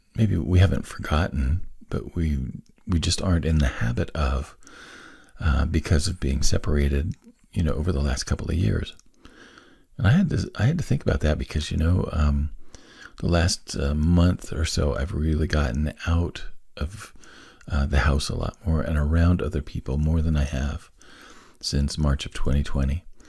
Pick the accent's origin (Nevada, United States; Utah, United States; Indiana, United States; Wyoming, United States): Wyoming, United States; I was born on the Lincoln Highway, and I lived in four or five different places along the old Lincoln Highway as I was growing up